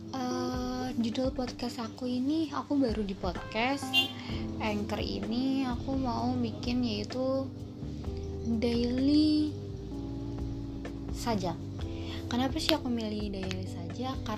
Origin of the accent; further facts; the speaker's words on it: Jakarta, Indonesia; aku asal dari Jakarta